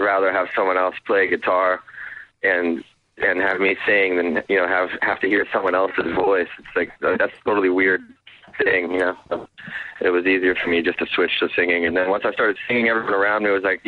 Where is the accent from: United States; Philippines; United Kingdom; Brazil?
United States; Baltimore, Maryland; I'm from Baltimore